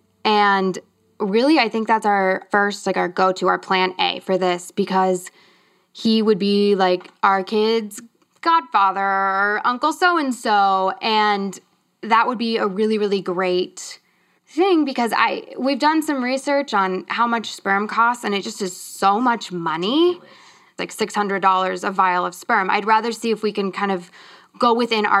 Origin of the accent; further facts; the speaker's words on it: Kansas City, United States; moved away; we're both from Kansas City